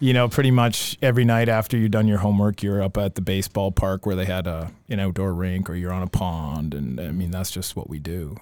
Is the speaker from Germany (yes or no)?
no; Ontario, Canada; moved away; also born or lived in Milton, Ontario; grew up in Milton, Ontario, um, till end of fifth grade